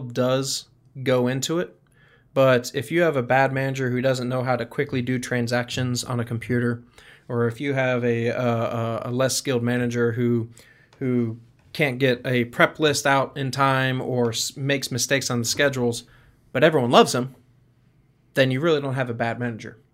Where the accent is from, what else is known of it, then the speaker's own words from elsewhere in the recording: Stuart, Florida, United States; moved away; I grew up in Stuart, Florida